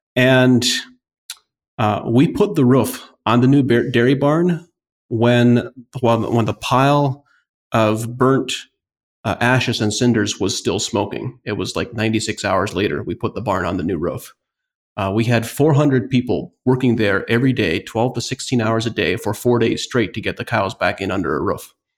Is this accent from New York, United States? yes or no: no; northeastern Ohio, United States; I grew up in the Amish community on a family fruit and vegetable farm.